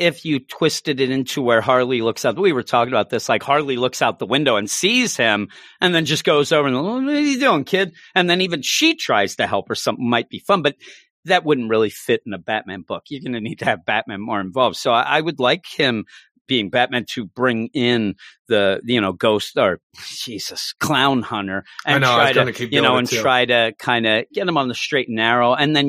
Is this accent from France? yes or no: yes; France; listen, I grew up in France and you know about